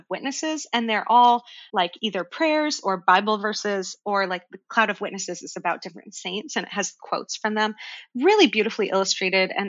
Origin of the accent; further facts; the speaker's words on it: Cleveland, Ohio, United States; also born or lived in New Zealand; I was born in New Zealand. I don't sound like it because I moved to Cleveland, Ohio when I was very young